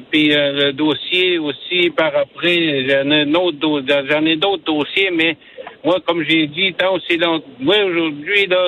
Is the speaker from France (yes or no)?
no; Natashquan, Quebec, Canada; J'étais chef de ma communauté. J'étais conseiller chez nous en Attachepone.